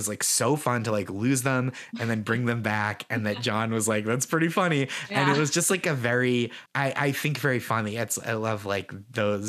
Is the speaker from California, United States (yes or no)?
no; Boston, Massachusetts, United States; moved away as an adult; now in New York City, United States; I'm from here. I moved. I don't live here anymore, but it's so special to be in my hometown